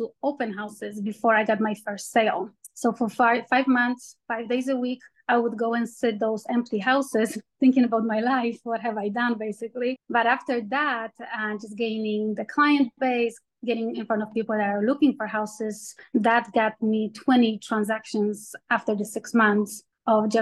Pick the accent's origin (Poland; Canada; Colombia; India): Poland; now in United States; I'm from Poland originally